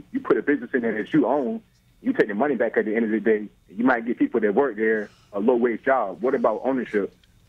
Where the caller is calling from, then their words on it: Virginia Beach, Virginia, United States; Yeah, I'm calling from Virginia Beach.